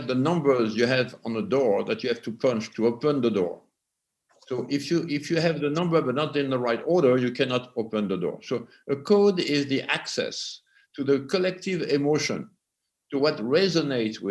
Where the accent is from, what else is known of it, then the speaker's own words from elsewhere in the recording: France; English is a second language; moved away as an adult; also born or lived in Los Angeles, United States; now in United States; I was born in France and today I'm an American